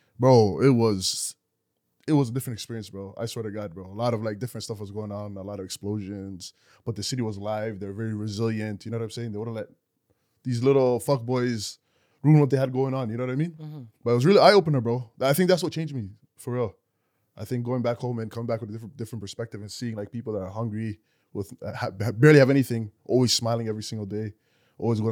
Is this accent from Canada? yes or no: yes; Canada; I'm from Canada